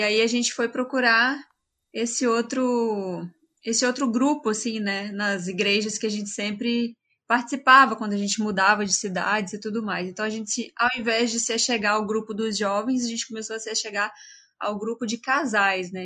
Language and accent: Portuguese; Resplendor, Minas Gerais, Brazil; moved away as an adult; sou lá de Resplendor, Minas Gerais. Só que eu saí de Resplendor já faz bastante tempo. Eu saí quando eu tinha 18 anos de idade